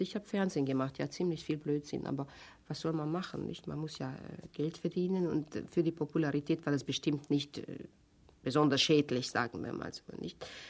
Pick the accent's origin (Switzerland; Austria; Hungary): Hungary; German is a second language; moved away as an adult; now in Germany; Ich komme aus Ungarn, ich habe nie Deutsch gelernt